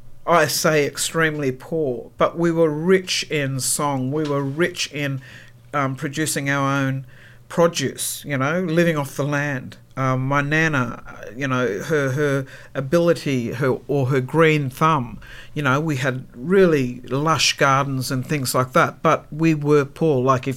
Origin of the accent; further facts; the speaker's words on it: Tweed Heads, New South Wales, Australia; also born or lived in Brisbane, Queensland; My childhood was up on the Tweed, I was born in Brisbane on Turrbal country, but brought up on Bundjalung country, which is Northern Rivers, New South Wales, Tweed Heads, and that's where that community moved.